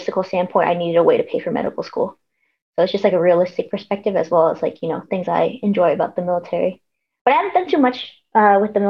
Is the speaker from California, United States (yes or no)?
yes; Long Beach, California, United States; also born or lived in San Antonio, Texas; I'm from Long Beach, you know, LBC, the place to be. I was born and raised here